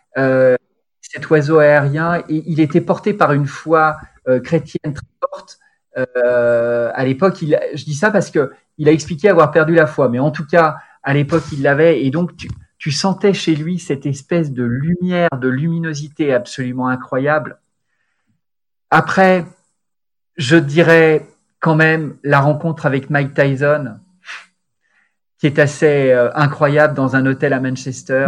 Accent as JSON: {"language": "French", "town": "Lyon", "region": "Auvergne-Rhône-Alpes", "country": "France", "also_born_or_lived": "Milan", "moved": "yes", "said": "je suis lyonnais, donc j'allais à Gerland"}